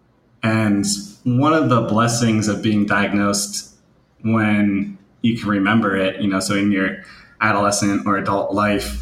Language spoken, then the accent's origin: English; New Jersey, United States; I'm from New Jersey